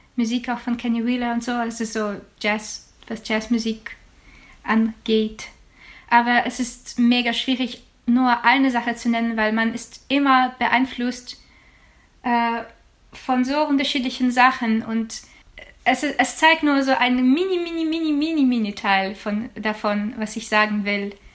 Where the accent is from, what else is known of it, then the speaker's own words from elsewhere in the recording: Ukraine; German is a second language; now in Germany; für mein Heimatland